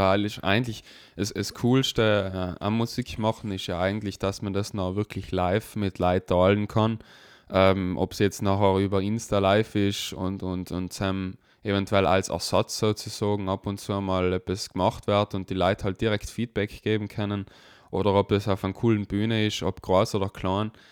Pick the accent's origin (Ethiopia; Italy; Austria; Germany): Italy; South Tyrol, Trentino-Alto Adige; bei uns in Südtirol